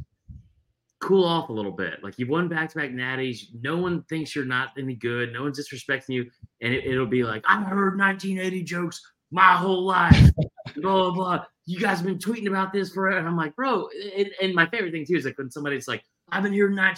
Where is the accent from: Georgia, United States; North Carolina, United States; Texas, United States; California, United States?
Georgia, United States; moved away as an adult; now in Columbia, United States; I grew up in Georgia and I lived there for most of my life